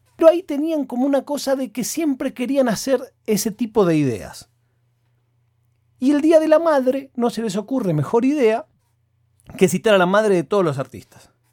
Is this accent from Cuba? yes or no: no; Argentina; yo soy argentino